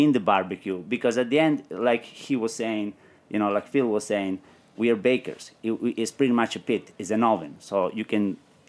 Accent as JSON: {"language": "English", "region": "Calabria", "country": "Italy", "said": "So when I come from Calabria, it's very very interesting."}